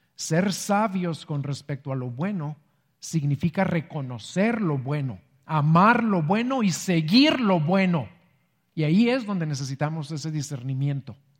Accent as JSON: {"language": "Spanish", "country": "Mexico", "said": "somos mexicanos"}